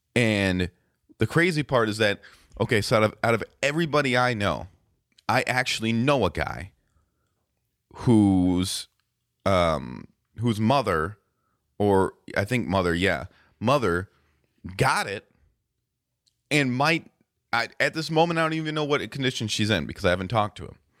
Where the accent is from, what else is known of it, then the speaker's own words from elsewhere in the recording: Racine, Wisconsin, United States; We're from Racine